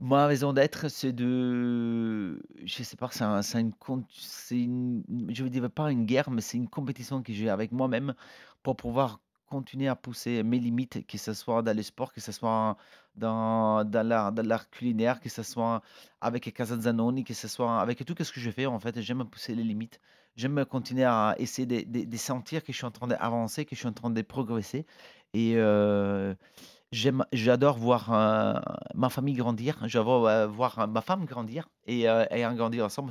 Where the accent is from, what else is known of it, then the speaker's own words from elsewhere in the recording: Italy; now in France; on est italien